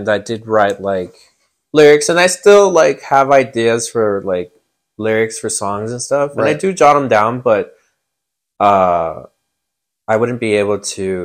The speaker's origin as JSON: {"language": "English", "town": "El Paso", "region": "Texas", "country": "United States", "said": "I'm from El Paso, Texas."}